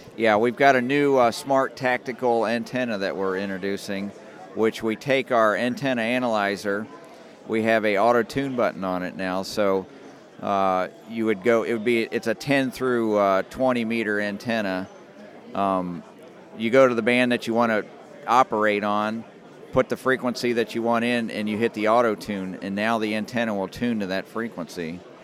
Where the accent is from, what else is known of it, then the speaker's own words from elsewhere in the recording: Dayton, Ohio, United States; we're from the Dayton area